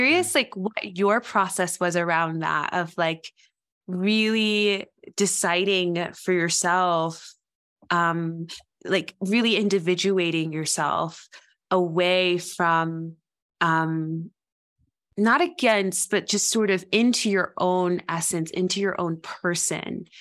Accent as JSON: {"language": "English", "region": "West Tennessee", "country": "United States", "tie": "born or raised there", "also_born_or_lived": "Knoxville, Tennessee", "moved": "as an adult", "said": "I lived my whole childhood and adolescence in West Tennessee and my whole adulthood so far in East Tennessee in Appalachia"}